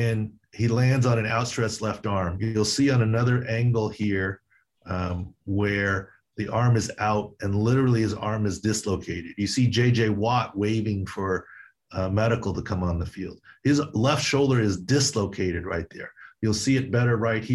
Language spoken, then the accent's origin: English; San Diego, California, United States; in my hometown